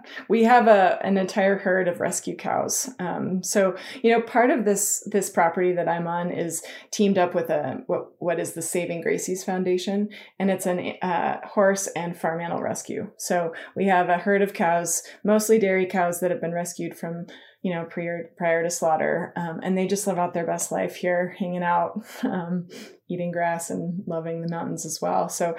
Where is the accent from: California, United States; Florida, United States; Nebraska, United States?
California, United States; Tahoe; I grew up skiing. You know, I grew up in Tahoe, so I skied.